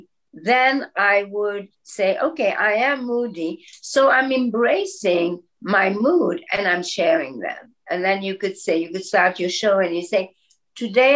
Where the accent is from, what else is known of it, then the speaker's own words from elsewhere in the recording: Belgium; moved away; I grew up in Belgium where everybody has blonde hair with bangs